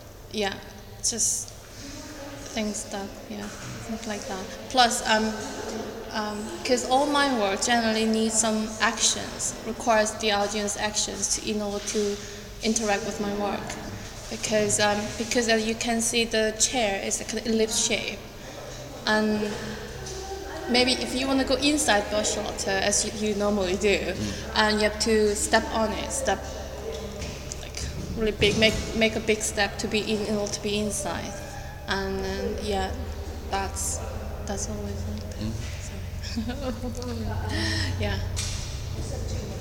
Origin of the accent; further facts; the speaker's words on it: South Korea; English is a second language; moved away as an adult; now in United Kingdom; I'm originally from Korea, and then I live here in UK for 5 years